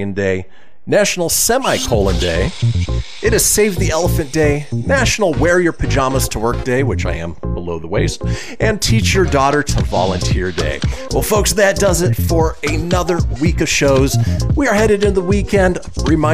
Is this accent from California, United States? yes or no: yes; Southern California, United States; Growing up in Southern California